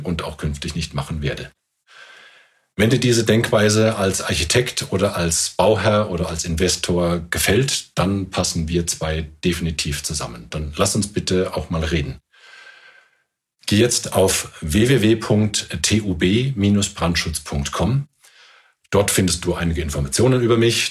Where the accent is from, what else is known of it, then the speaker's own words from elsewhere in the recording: Germany; bei uns in Deutschland